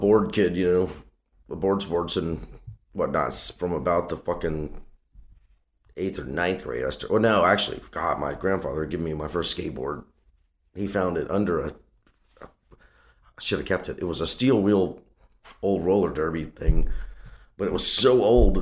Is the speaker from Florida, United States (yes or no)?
no; Covington, Louisiana, United States; I grew up in Louisiana, man, in a place called Covington, Louisiana.